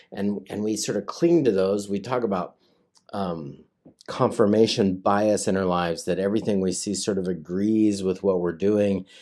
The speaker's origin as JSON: {"language": "English", "country": "United States", "tie": "born or raised there", "also_born_or_lived": "West Virginia", "said": "I grew up in the Tri-Cities"}